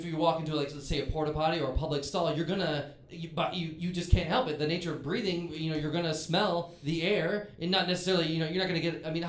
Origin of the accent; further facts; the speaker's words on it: Chicago, Illinois, United States; I'm from the Chicagoland area.